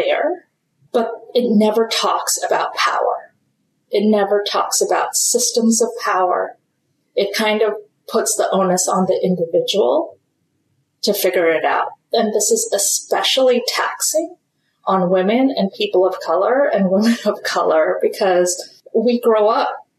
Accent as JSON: {"language": "English", "country": "India", "said": "I am Indian."}